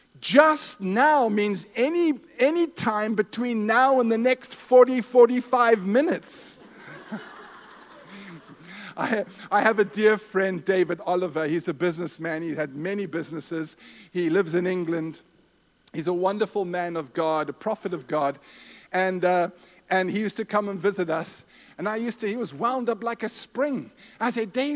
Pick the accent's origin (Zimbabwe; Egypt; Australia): Zimbabwe; moved away; My wife and I were raised in Rhodesia/Zimbabwe. We're from Zimbabwe.